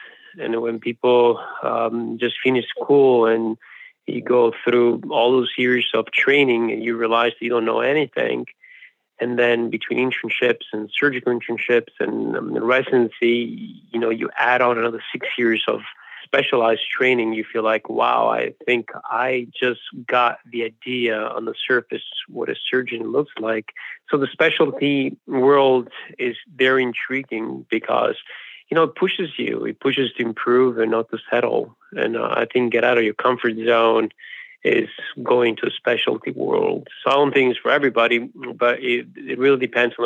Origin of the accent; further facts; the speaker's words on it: Naples, Campania, Italy; moved away as an adult; also born or lived in Madrid, Spain / Canary Islands, Spain; now in United States; I'm from Italy originally. I grew up in Naples and I lived there for 20 years.